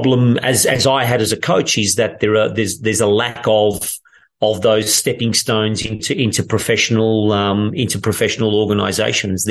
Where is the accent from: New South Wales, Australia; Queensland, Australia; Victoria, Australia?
Victoria, Australia; Melbourne; moved away as an adult; also born or lived in England; now in Turin, Italy; growing up in Australia